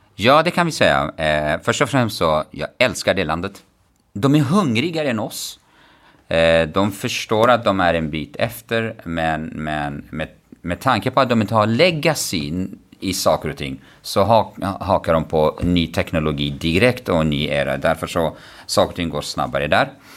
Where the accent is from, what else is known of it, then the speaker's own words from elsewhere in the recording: Kurdistan Region, Iraq; Swedish is a second language; moved away as an adult; now in Stockholm, Sweden; Jag växte upp i, norra, i Kurdistan, norra delen av Irak